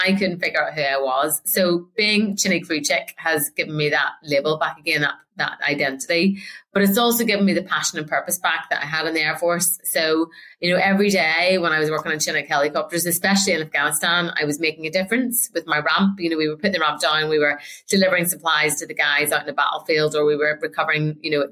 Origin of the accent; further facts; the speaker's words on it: Northern Ireland, United Kingdom; moved away as an adult; I'm from Northern Ireland, so I was very young and naive when I first joined the RAF